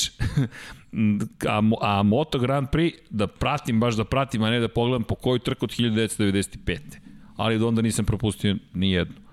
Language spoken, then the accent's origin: Croatian; Belgrade, Serbia; Ja sam odrastao inače u Zemunu